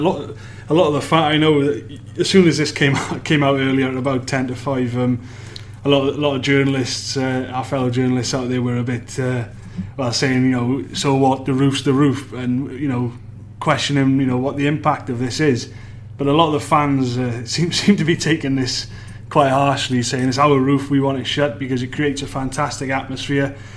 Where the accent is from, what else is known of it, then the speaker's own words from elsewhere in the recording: Wales, United Kingdom; being a Welshman